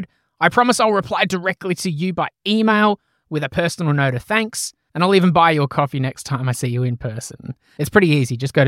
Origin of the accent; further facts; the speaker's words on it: Australia; you guys do things much better than us. But and so we sometimes claim whatever you do, we claim as Australian.